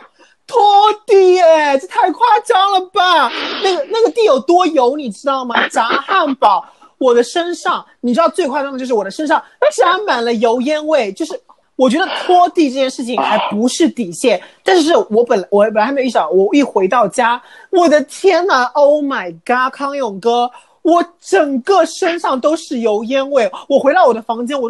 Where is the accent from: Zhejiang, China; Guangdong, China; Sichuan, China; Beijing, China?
Sichuan, China; Jiuzhaigou; 我那块田本来很实的扎根在我们老家九寨沟那边的